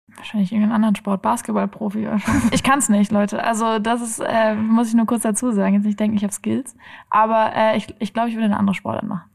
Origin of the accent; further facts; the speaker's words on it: Oppenheim, Rhineland-Palatinate, Germany; also born or lived in Kiel; now in Frankfurt, Germany; Ich bin in Oppenheim aufgewachsen